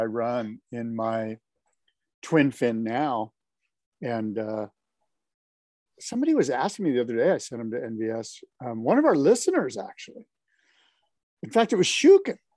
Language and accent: English; San Diego, California, United States; I'm from San Diego